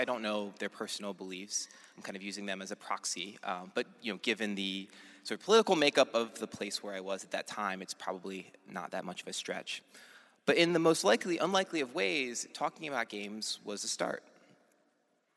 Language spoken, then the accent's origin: English; outside of Philadelphia, Pennsylvania, United States; I grew up outside of Philadelphia